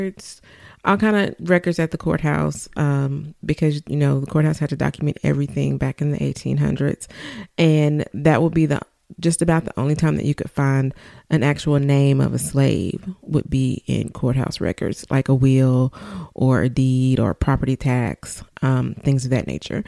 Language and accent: English; Arkansas, United States; I said I was from Arkansas